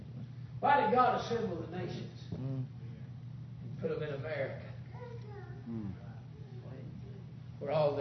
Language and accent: English; Tunnel Hill, United States; I'm from Tunnel Hill